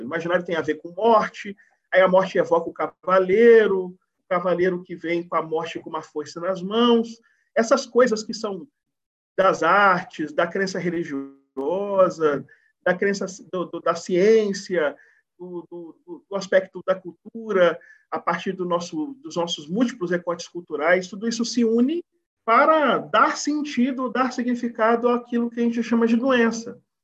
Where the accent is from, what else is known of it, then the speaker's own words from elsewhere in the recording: Bahia, Brazil; Eu sou da Bahia